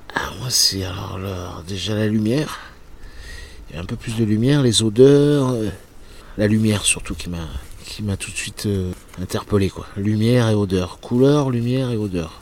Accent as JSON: {"language": "French", "town": "Cholet", "region": "Pays de la Loire", "country": "France", "tie": "born or raised there", "also_born_or_lived": "Nantes", "moved": "as an adult", "lives_now": "Porquerolles, France", "said": "je suis né à Nantes en 18 euh, juin 67 et après j'ai grandi dans le Maine-et-Loire, euh, dans une petite ville qui s'appelle Cholet"}